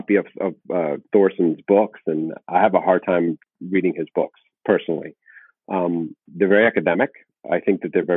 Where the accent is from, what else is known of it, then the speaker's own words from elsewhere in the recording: South Florida, United States; being born and raised in South Florida